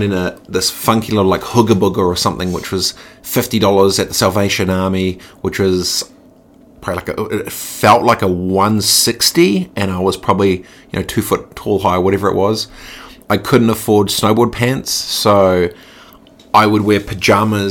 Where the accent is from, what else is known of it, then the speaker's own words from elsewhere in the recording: Christchurch, Canterbury, New Zealand; also born or lived in Dargaville / Suva, Fiji / South Lake Tahoe; I grew up in Aranui, Christchurch